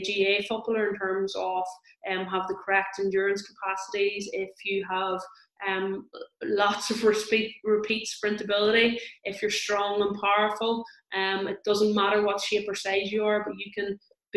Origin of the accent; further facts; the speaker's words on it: Tyrone, Northern Ireland, United Kingdom; I am from Tyrone